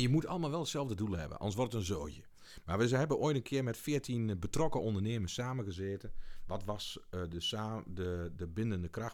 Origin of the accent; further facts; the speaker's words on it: Beek, Gelderland, Netherlands; also born or lived in Achterhoek; Ik kom van oorsprong uit Beek, gemeente Montferland